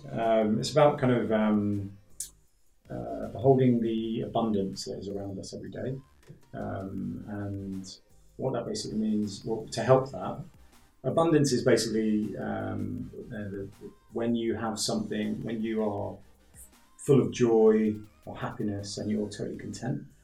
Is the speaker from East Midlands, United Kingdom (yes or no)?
no; London, United Kingdom; now in Sliema, Malta; I'm from London originally.